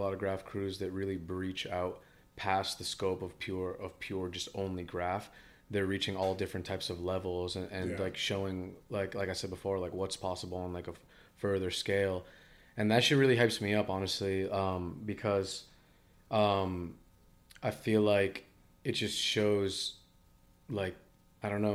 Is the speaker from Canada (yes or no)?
no; East Coast, United States; I'm like from the East Coast